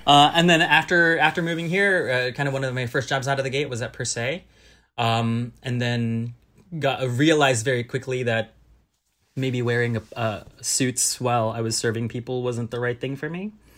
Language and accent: English; Southern California, United States; born or raised there; also born or lived in Manila, Philippines / Berkeley, California; now in New York City, United States